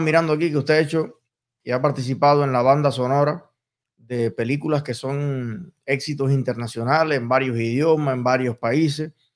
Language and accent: Spanish; Cuba; moved away; soy cubano